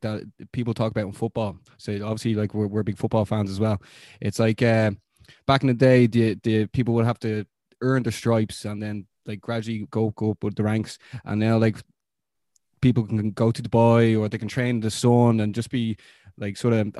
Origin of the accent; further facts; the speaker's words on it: Ireland; as we say here in Ireland